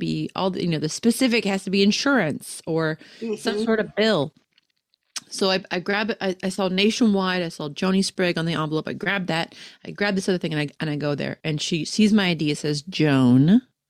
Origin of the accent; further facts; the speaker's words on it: Beaver Falls, Pennsylvania, United States; now in Huntington Beach, United States; I am living in Huntington Beach, California. I'm originally from Beaver Falls, Pennsylvania, which is like kind of north of Pittsburgh, about 30 miles.